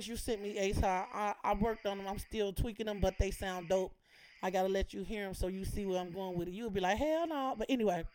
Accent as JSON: {"language": "English", "town": "Chicago", "region": "Illinois", "country": "United States", "said": "I'm from Chicago"}